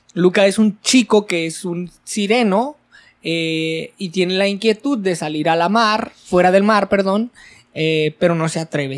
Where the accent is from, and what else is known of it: Mexico